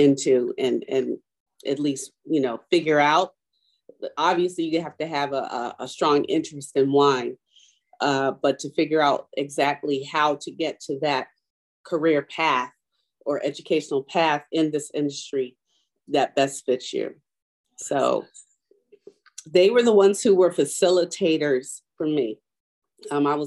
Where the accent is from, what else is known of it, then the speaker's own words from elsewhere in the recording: Richmond, Virginia, United States; moved away; also born or lived in Baltimore, Maryland; I grew up in Richmond, Virginia, I went to a HBCU